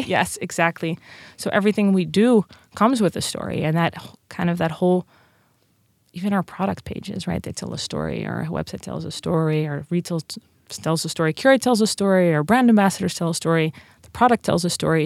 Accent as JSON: {"language": "English", "country": "Netherlands", "tie": "born or raised there", "also_born_or_lived": "Princeton", "accent": "Dutch", "second_language": "English", "moved": "as an adult", "lives_now": "United States", "said": "I'm from Holland"}